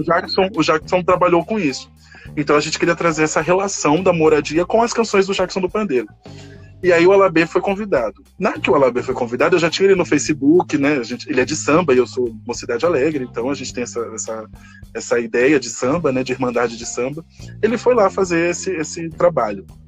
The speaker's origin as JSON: {"language": "Portuguese", "region": "São Paulo", "country": "Brazil", "tie": "born or raised there", "also_born_or_lived": "Salvador, Bahia"}